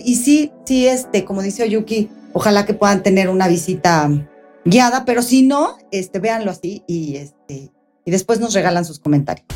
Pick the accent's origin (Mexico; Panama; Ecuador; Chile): Mexico; nosotros como mexicanos